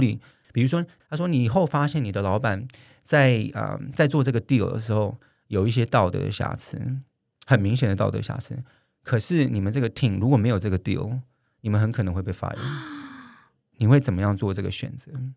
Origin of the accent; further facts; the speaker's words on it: Taiwan; 我们台湾人